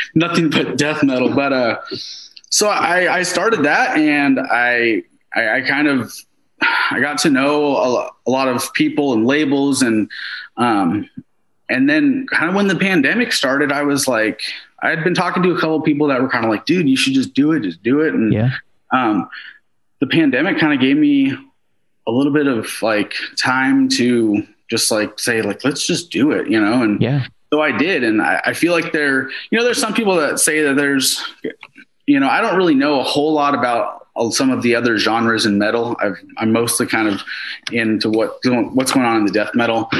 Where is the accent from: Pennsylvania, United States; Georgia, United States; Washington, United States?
Washington, United States; Seattle; I was like from Seattle